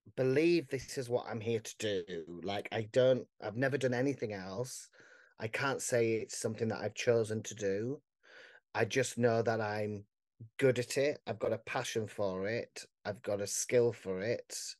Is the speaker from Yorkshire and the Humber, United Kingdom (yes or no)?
yes; Barnsley, Yorkshire and the Humber, United Kingdom; I'm from Barnsley